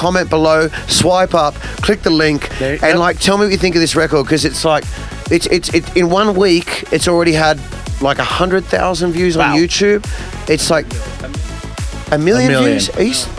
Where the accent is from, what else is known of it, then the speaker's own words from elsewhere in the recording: Australia; I came all the way from Australia to play on an art car, and now on the main stage